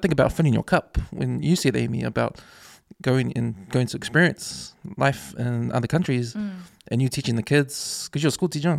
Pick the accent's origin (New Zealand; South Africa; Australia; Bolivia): New Zealand; I'm from New Zealand. Like, I just grew up in New Zealand.